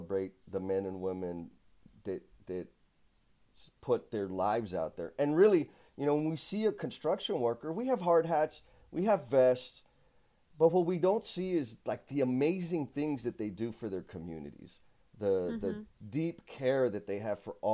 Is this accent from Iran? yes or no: no; San Antonio, Texas, United States; I'm from San Antonio, Texas